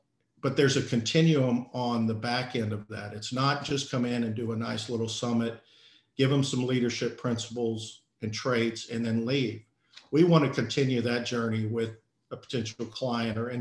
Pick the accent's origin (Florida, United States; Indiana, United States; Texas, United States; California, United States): Texas, United States; moved away as an adult; I was born and raised in Texas, grew up here till I about 20 years old